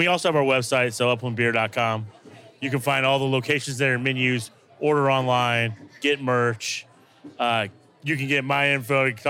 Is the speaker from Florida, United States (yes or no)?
no; Indiana, United States; I grew up in Indiana.